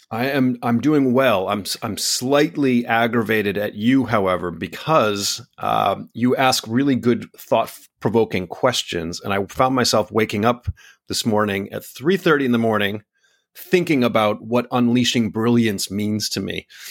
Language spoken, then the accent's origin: English; United States; now in Singapore; my home country of the United States